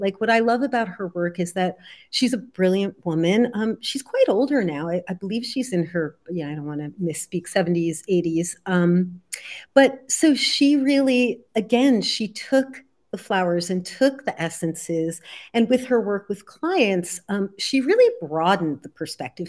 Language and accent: English; New Jersey, United States; I grew up in New Jersey in the seventies